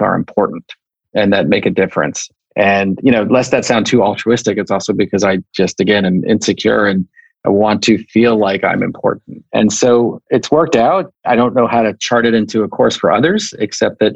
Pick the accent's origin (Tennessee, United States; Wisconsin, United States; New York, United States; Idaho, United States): New York, United States; now in California, United States; I was growing up in New York, I lived in a suburban town